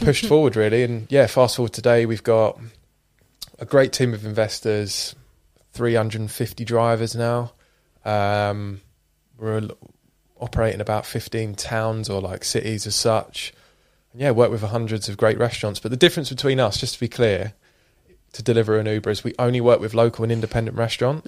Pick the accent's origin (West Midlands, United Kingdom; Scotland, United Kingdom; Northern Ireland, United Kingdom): Scotland, United Kingdom; I was born in Scotland, grew up on super shitty, uh, council estate